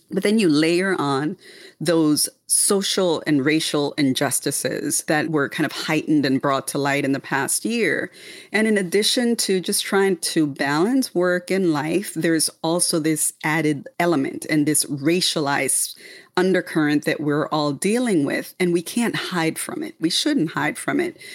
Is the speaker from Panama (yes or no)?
yes; Panama; moved away; born and raised in the Republic of Panama